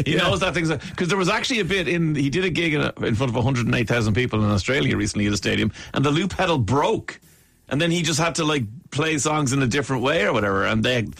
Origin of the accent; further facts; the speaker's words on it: Ireland; I have to say, hi, yeah, no, great to meet you guys. I'm from Ireland.